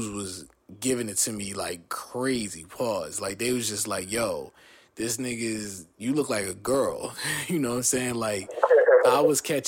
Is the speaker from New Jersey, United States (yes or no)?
yes; New Jersey, United States; also born or lived in Long Beach, California / Downey, California; I was born in Long Beach, raised in Jersey